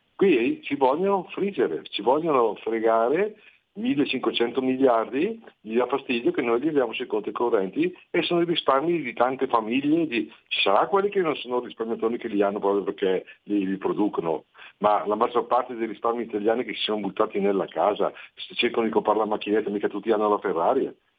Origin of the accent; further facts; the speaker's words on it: Bergamo, Lombardy, Italy; sono di Bergamo